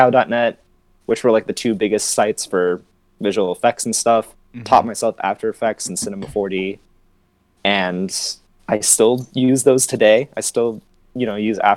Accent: Los Angeles, California, United States; I'm from Los Angeles

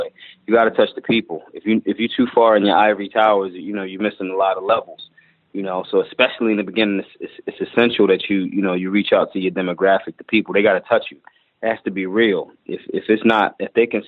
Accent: Philadelphia, Pennsylvania, United States; I'm from North Philly

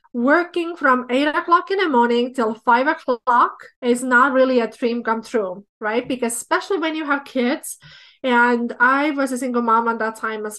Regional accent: Estonia; moved away as an adult; now in Minnesota, United States; I was born in Soviet Union, but I grew up in Republic of Estonia.

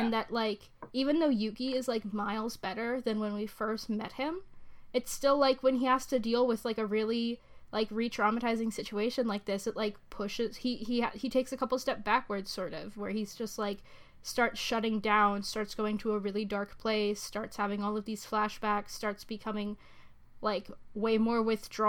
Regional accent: United States; I am American

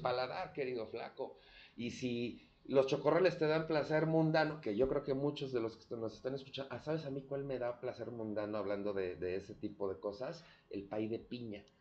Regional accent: León, Guanajuato, Mexico; now in Mexico City, Mexico; yo soy de León

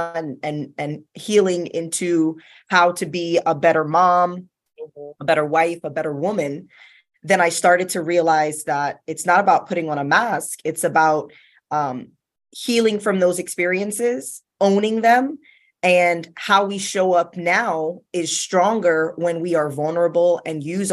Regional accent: South Florida, United States; I was born and raised in South Florida.

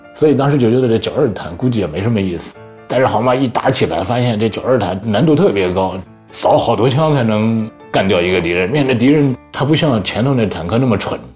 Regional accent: Hebei, China; 我是河北的考生

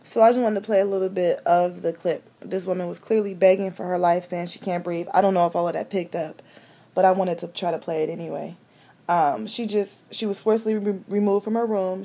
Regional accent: Cleveland, Ohio, United States; I'm from Cleveland, Ohio

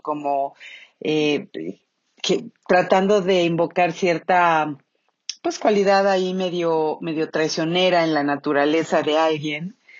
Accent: Mexico; el 15 de septiembre todos gritamos viva México y tomamos tequila

